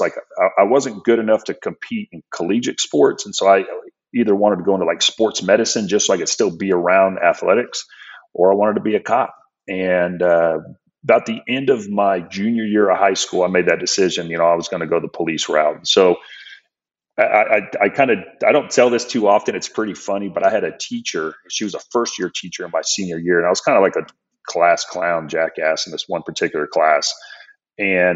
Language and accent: English; San Francisco, California, United States; moved away as an adult; also born or lived in Tulsa, Oklahoma; I grew up in the Bay Area. I lived in the city of San Francisco and I graduated high school in 1992